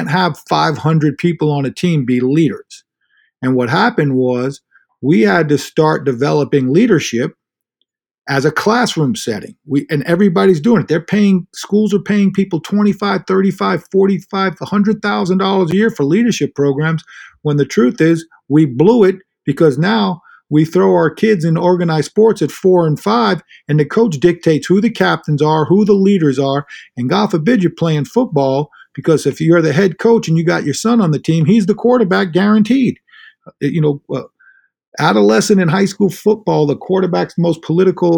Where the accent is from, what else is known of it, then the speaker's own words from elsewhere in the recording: Inwood, New York, United States; I'm from Inwood